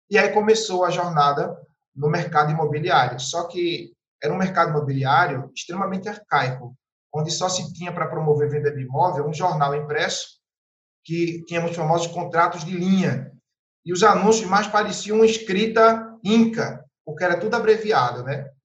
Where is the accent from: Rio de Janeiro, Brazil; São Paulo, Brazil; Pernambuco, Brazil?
Pernambuco, Brazil; Carpina; now in Recife, Brazil; Eu sou do interior de Pernambuco, de uma cidade chamada Carpina, que fica a cerca de 50 quilômetros da capital pernambucana, Recife. E vim para morar em Recife com 11 anos de idade